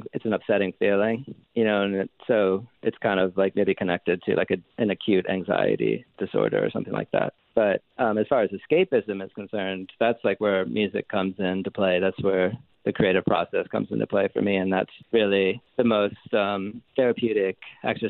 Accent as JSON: {"language": "English", "town": "Rocky River", "region": "Ohio", "country": "United States", "also_born_or_lived": "Georgia", "moved": "yes", "said": "I'm from a small, from like Rocky River, Ohio, which is a suburb of Cleveland."}